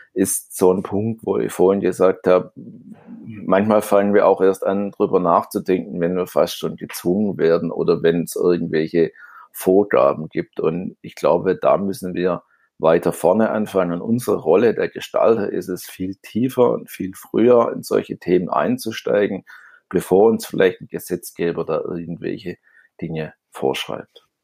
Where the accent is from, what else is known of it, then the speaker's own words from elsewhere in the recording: Stuttgart, Baden-Württemberg, Germany; accent: Swabian; ich bin ja Stuttgarter auf gut Schwäbisch